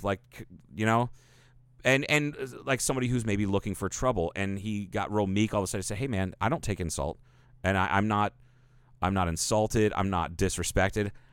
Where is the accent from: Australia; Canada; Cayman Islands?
Cayman Islands; now in Kingman, United States; I'm from Cayman.